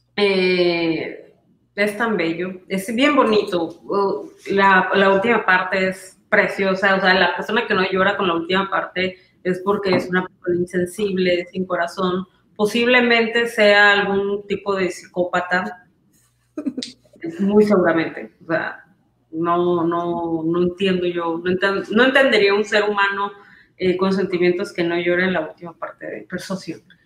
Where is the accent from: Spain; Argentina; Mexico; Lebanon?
Mexico; Villahermosa, Tabasco; me siento en, en Tabasco, en Villahermosa, donde yo crecí